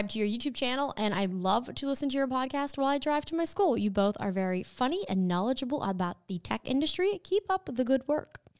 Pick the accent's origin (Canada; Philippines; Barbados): Barbados; I'm from Barbados, and I really enjoy listening to your podcast.